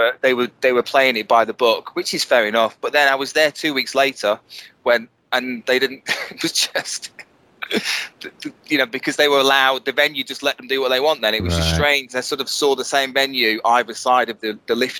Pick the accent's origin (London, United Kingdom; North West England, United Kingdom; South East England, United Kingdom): North West England, United Kingdom; Bolton; moved away as an adult; now in Milton Keynes, United Kingdom; Born and bred in Bolton.